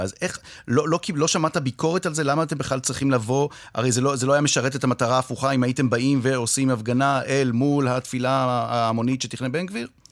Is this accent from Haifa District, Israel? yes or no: yes; Haifa, Haifa District, Israel; אני חיפאי